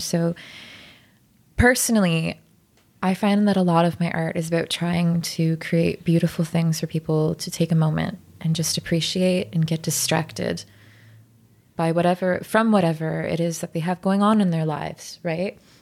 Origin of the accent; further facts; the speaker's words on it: Ottawa, Ontario, Canada; moved away; I'm from Ottawa